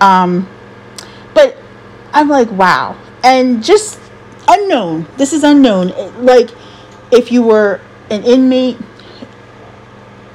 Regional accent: United States; I love being an American

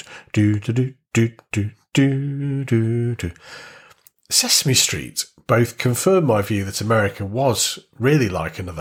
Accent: Warrington, North West England, United Kingdom; born or raised there

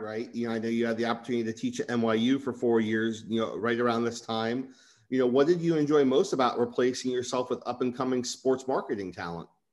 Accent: Livingston, New Jersey, United States; moved away; also born or lived in Florida; growing up in Livingston, New Jersey

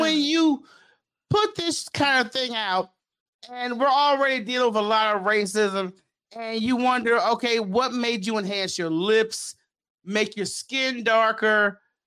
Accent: Memphis, Tennessee, United States; I'm from South Memphis

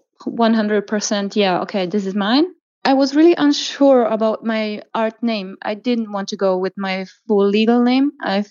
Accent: Croatia; now in Germany; I was born and raised in Croatia

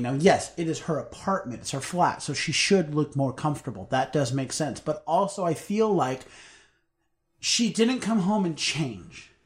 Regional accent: United States

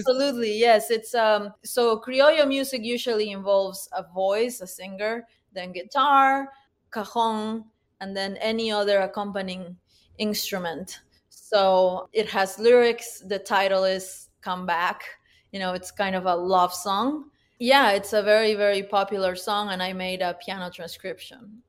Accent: Huánuco, Peru; now in United States; I was born in Huánuco, Peru, which is a city about, uh, nine hours northeast of the capital of Peru, Lima.

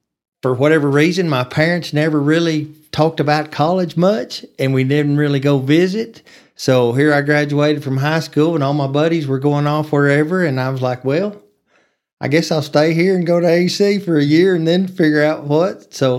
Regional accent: Amarillo, Texas, United States; I grew up in Amarillo, lived here my whole life, so went to Coronado Elementary and Austin Middle School and Tascosa High School.

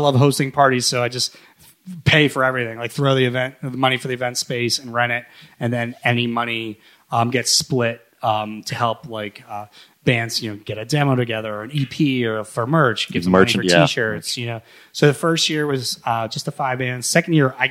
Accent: Shaler, Pennsylvania, United States; I'm from Shaler. I'm a Shaler guy

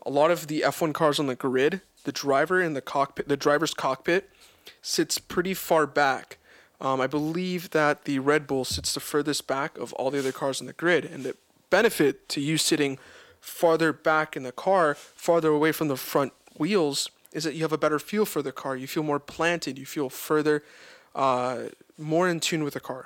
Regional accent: Florida, United States; we're all from Florida. We are some Florida boys

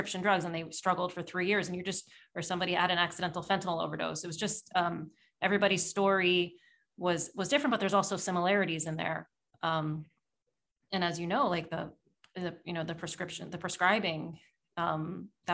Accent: small town Pennsylvania, United States; now in New York City, United States; I'm in New York City and more so in small town Pennsylvania where I grew up

